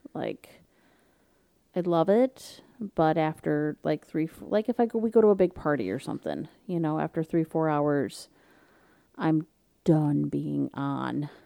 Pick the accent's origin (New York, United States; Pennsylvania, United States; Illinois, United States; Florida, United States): Florida, United States; South; we grew up in Florida together